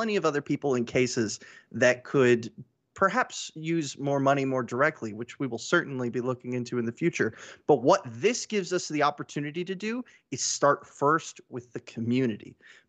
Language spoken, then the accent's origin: English; Houston, Texas, United States; I am from Houston, Texas.